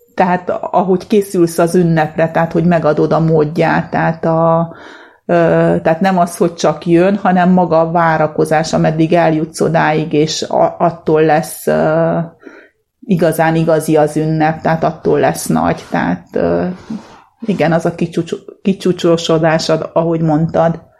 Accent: Transylvania, Romania; now in Hungary; én Erdélyből jöttem, már 30 éve itt élek Magyarországon, de a gyerekkoromat ott töltöttem, ott nőttem föl

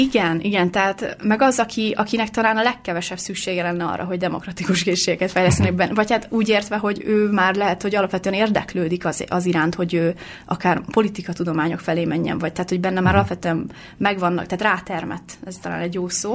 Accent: Hungary; moved away as an adult; also born or lived in Finland; én itthon nevelkedtem

